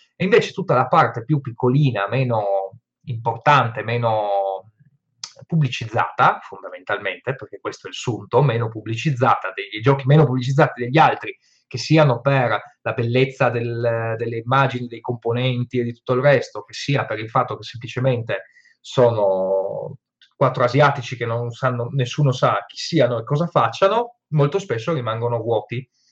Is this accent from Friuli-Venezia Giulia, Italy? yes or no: yes; Friuli-Venezia Giulia, Italy; io da buon friulano